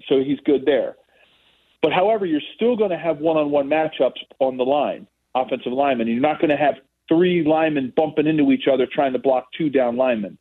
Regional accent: Philadelphia, Pennsylvania, United States; I'm a Philadelphian first

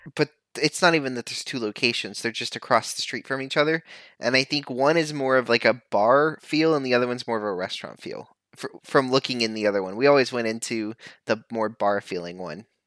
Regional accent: Texas, United States; accent: Southern; moved away; it just felt like home growing up in Texas

